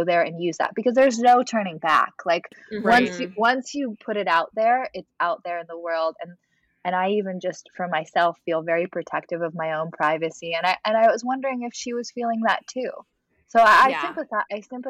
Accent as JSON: {"language": "English", "region": "Southern California", "country": "United States", "tie": "born or raised there", "also_born_or_lived": "Los Angeles / Albany, New York", "moved": "as an adult", "said": "I'm from Southern California, born and bred"}